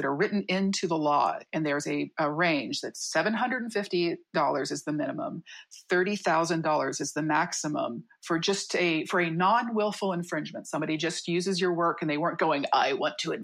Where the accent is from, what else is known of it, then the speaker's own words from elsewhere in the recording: Midwest, United States; moved away as an adult; now in San Diego, United States; I'm from the Midwest. I moved out here